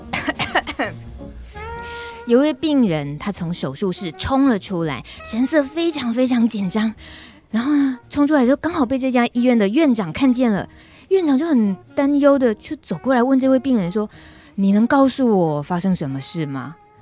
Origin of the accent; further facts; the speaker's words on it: Taichung, Taiwan; 我们都是台中人